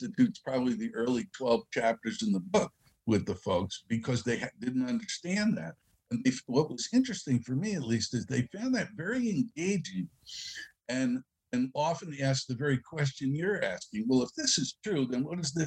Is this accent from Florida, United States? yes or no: no; New York City, New York, United States; I was from the Bronx